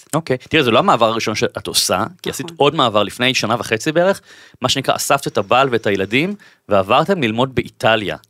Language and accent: Hebrew; Bat Yam, Tel Aviv District, Israel; moved away as an adult; now in Tel Aviv, Israel; אני אה, גר בתל אביב מגיל 21, במקור אני מבת ים